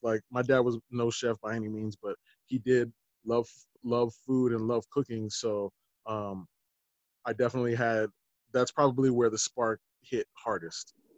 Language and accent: English; Littleton, United States; I grew up in Littleton, which is ma- majority white.